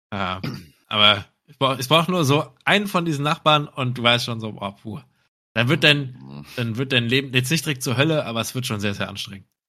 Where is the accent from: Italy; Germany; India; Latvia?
Germany; Cologne, North Rhine-Westphalia; jetzt aus als Kölner selber